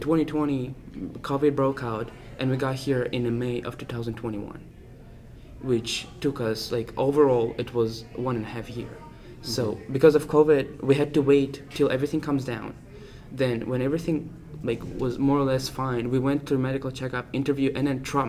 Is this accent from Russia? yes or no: yes; Russia; born or raised there; now in United States